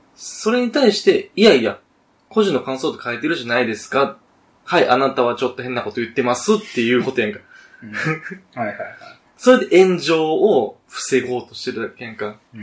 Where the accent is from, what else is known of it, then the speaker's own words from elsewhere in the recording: Kansai, Japan; 我々、関西出 身やけどさ。